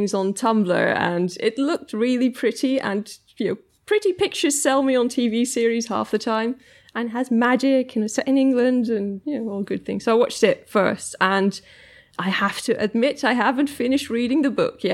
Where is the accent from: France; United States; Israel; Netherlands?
Netherlands; I was born in the Netherlands, so I'm kind of from the Netherlands, grew up there, and my dad is English.